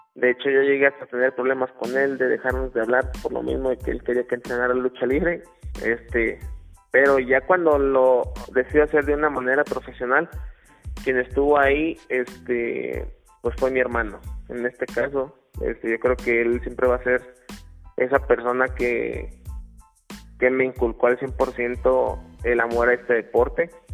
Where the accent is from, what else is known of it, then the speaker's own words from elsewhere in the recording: Saltillo, Coahuila, Mexico; moved away as an adult; now in Mexico City, Mexico; se la llevó hasta Saltillo, Coahuila, entonces prácticamente toda mi vida me la pasé allá